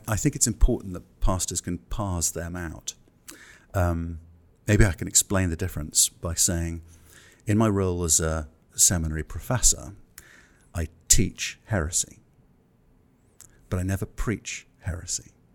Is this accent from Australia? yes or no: no; England, United Kingdom; I'm English